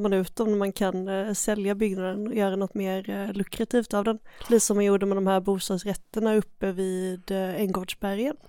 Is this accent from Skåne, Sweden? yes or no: yes; Skåne, Sweden; jag är från Skåne